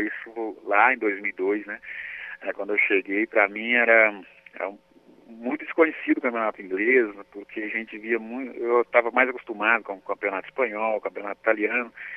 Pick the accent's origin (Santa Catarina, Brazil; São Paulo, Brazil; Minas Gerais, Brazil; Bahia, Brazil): Minas Gerais, Brazil; interior of; also born or lived in Lagoa da Prata; nós que, que viemos aqui do interior de Minas